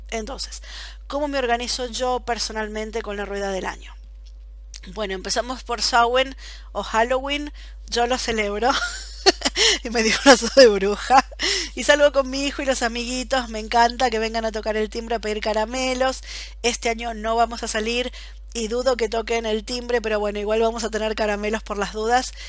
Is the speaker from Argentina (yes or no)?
yes; Buenos Aires, Argentina; moved away as an adult; now in Belgium; Yo como soy de Buenos Aires